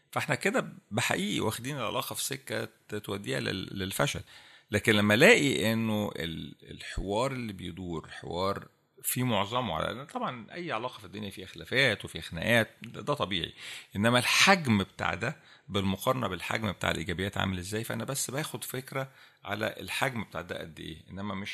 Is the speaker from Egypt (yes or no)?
yes; Egypt; احنا كمصريين مشهورين بالحته دي عندنا